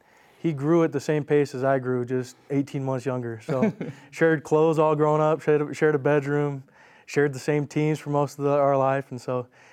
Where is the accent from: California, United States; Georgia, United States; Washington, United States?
Washington, United States; Spokane; So I've lived there my whole life, born and raised in Spokane.